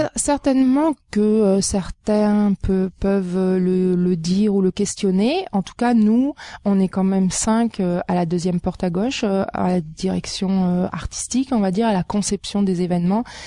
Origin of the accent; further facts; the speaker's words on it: France; now in Montreal, Canada; mon parcours, euh, il commence en France euh, d'où je viens